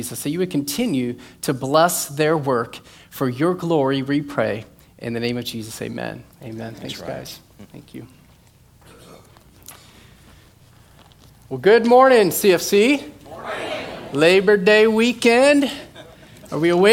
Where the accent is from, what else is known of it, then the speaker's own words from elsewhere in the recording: Iowa, United States; now in Florida, United States; I'm from Iowa